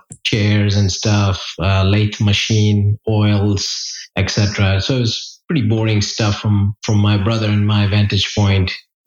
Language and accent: English; India; moved away as an adult; now in Charlotte, United States; I grew up in India. So I, the early path of … first 19 years of my life was in India. Grew up in an upper middle class family.